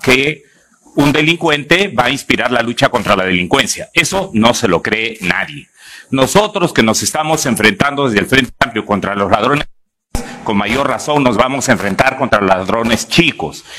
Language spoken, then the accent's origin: Spanish; Peru; Como mucho peruano